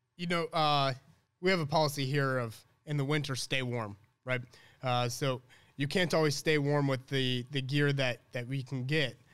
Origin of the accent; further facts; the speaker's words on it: Illinois, United States; also born or lived in Chicago; I really grew up here